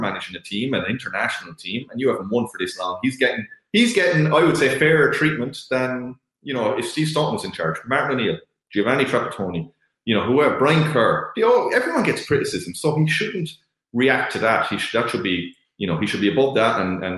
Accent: Ireland; we're Irish

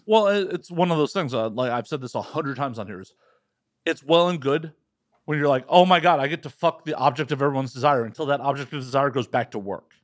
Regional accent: Midwest, United States; growing up in the Midwest, uh, you know, the United States

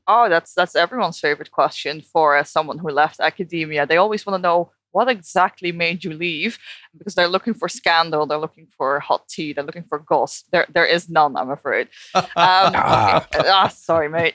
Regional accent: Netherlands; English is a second language; moved away as an adult; also born or lived in United Kingdom; now in Australia; I moved from the Netherlands to the UK to Australia

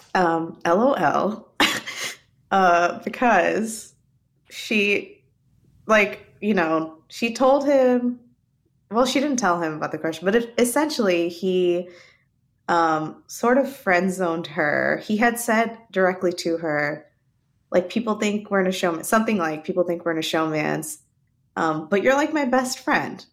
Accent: Arkansas, United States; I'm from Arkansas

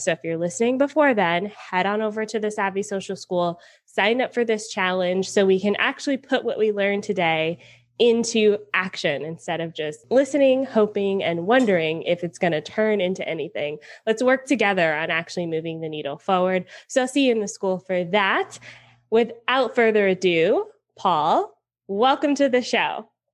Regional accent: Atlanta, Georgia, United States; I'm from Atlanta.

